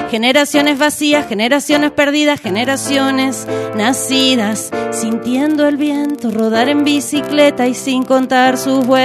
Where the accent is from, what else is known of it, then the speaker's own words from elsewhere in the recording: Ciudad de la Costa, Canelones, Uruguay; Yo soy de Ciudad de la Costa, de Sangrilá. Este, del Shangri.